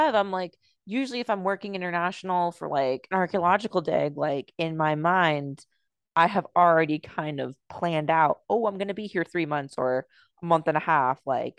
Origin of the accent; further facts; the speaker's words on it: United States; I grew up in America